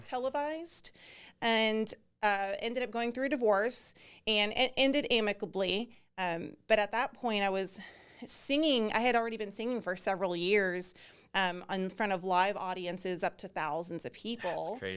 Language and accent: English; Texas, United States; also born or lived in Alabama; I was born in Alabama, but my parents came back to Texas when I was like two and a half.